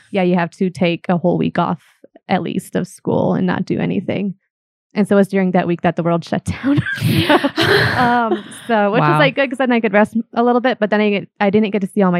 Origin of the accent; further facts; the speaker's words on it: Fort Wayne, Indiana, United States; moved away; I am from Fort Wayne originally